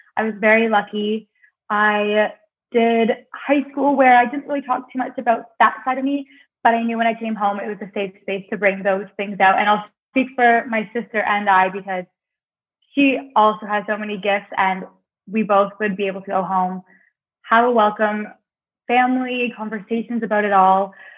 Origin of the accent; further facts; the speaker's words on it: Cornwall, Ontario, Canada; moved away as an adult; to get out of Cornwall, my hometown.